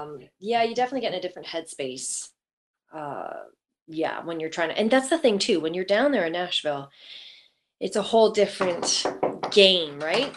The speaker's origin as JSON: {"language": "English", "town": "Oakville", "region": "Ontario", "country": "Canada", "tie": "born or raised there", "said": "Born and raised in Oakville"}